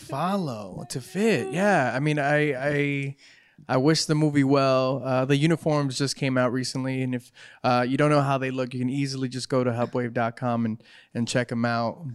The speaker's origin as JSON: {"language": "English", "region": "California", "country": "United States", "said": "I'm from Cali"}